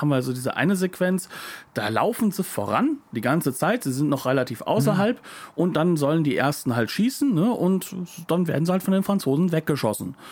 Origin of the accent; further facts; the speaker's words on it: Germany; wir als Deutsche